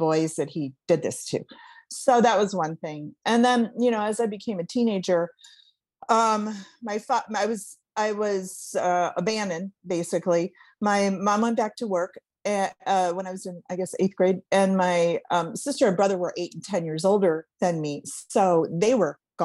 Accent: Cleveland, Ohio, United States; I grew up in Cleveland, Ohio

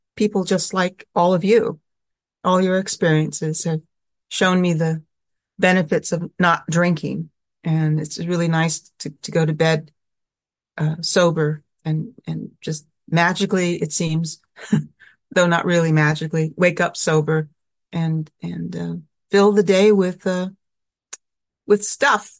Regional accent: Sacramento, California, United States; moved away as an adult; also born or lived in Oakland, California / Manhattan, New York; I grew up in Sacramento, California

